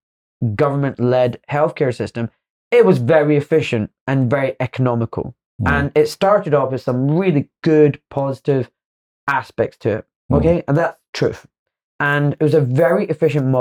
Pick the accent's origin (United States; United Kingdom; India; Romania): United Kingdom; Glasgow, Scotland; I'm from Glasgow